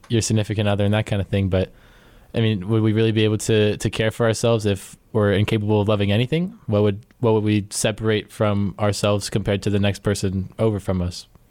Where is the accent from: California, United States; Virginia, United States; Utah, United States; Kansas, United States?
Virginia, United States; I am from Percival, Virginia.